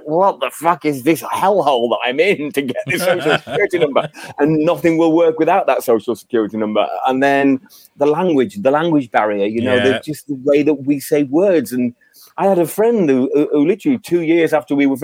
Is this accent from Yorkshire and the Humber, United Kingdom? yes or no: yes; Yorkshire and the Humber, United Kingdom; moved away as an adult; also born or lived in London / Australia; now in United States; I was from Yorkshire, and I actually had a massive Yorkshire chip on my shoulder when I was a kid. I was born and raised there